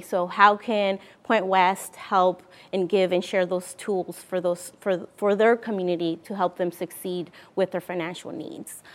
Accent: Mexico; now in Vancouver, United States; I'm originally from Mexico. Uh, we came here to Vancouver, Washington in nineteen ninety-seven.

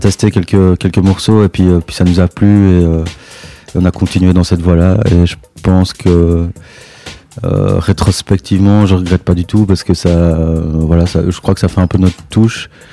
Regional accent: Belgium; en tant que Belges, en fait, les Franco, c'est avant tout un festival belge pour nous

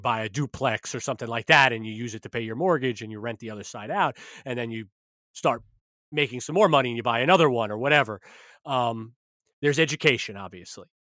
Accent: New York, United States; I'm a New Yorker

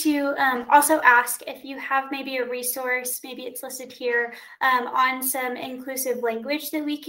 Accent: Texas, United States; I'm from Texas.

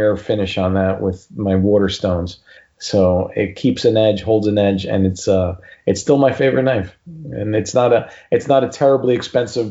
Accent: Newark, New Jersey, United States; where I was born and raised in Newark, New Jersey

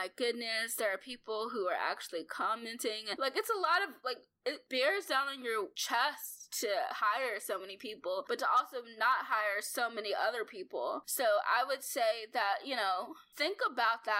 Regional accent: Arkansas, United States; It's called The Happy Arkansan, because I'm from Arkansas

